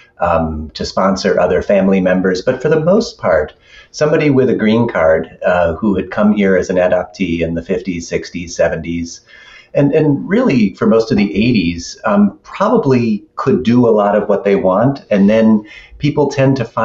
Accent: Buffalo, New York, United States; I grew up in Buffalo as an adoptee

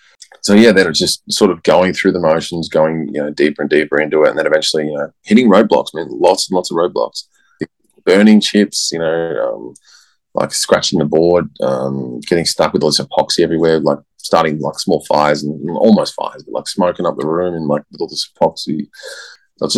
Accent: Australia; I'm Australian, I swear a lot.

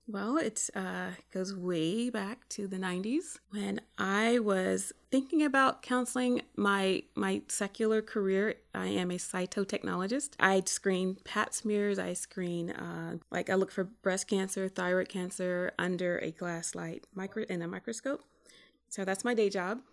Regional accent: South Carolina, United States; moved away as an adult; also born or lived in California; where I grew up in South Carolina

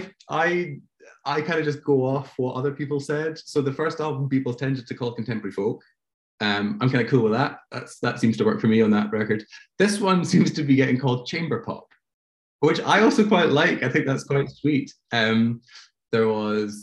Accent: Glasgow, Scotland, United Kingdom; moved away as an adult; now in London, United Kingdom; I grew up in Glasgow, and I studied in Glasgow for a few years

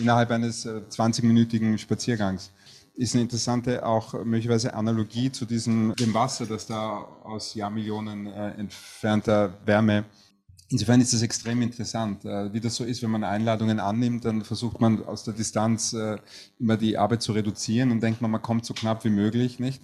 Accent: Vienna, Austria; als Wiener

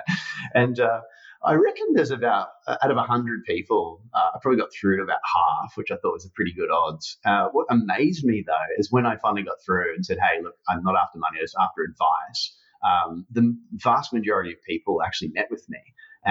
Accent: Brisbane, Queensland, Australia; grew up in Brisbane, Australia

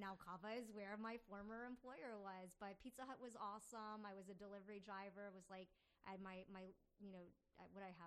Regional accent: Falls Church, Virginia, United States; now in Richmond, United States; growing up in Tyson's Corner, Falls Church, where I grew up

